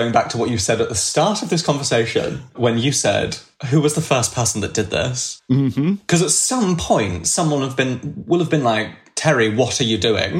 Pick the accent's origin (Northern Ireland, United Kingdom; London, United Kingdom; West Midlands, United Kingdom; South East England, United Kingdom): London, United Kingdom; Oh, sorry, I'm from London.